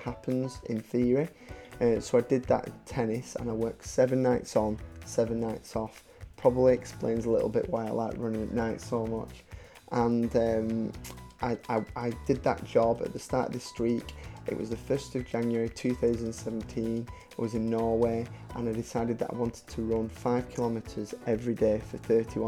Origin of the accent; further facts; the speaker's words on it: Wigan, North West England, United Kingdom; I'm from Wigan